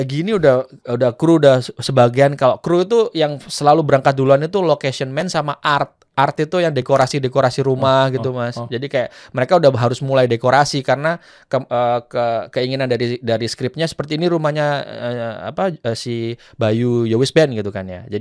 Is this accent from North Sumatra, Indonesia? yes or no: no; Malang, East Java, Indonesia; born there; Saya pingin mengangkat kota kelahiran saya dulu